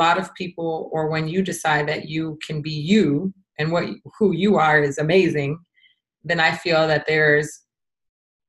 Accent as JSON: {"language": "English", "country": "United States", "said": "I am American, or I'm Americanized"}